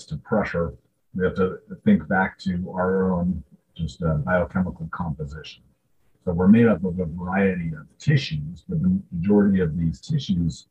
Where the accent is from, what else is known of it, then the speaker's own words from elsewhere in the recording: Southern California, United States; I grew up in Southern California